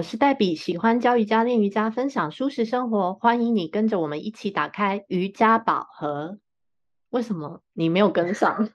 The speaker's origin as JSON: {"language": "Chinese", "country": "Taiwan", "tie": "born or raised there", "said": "我们身在台湾真的很幸运啊，也嗯很幸福"}